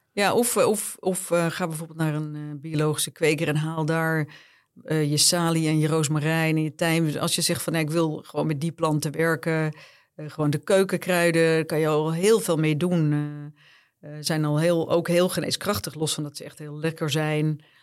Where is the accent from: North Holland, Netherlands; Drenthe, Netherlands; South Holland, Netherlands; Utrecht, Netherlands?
North Holland, Netherlands; Bergen; ik ben in Bergen opgegroeid